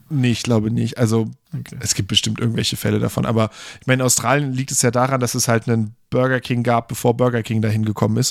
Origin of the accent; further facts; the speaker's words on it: Germany; wir sind als Deutsche